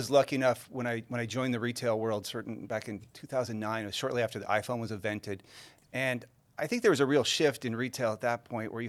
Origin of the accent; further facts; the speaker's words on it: San Diego, California, United States; born there; now in Carlsbad, United States; We moved to San Diego. I was born in San Diego, but it moved to Carlsbad.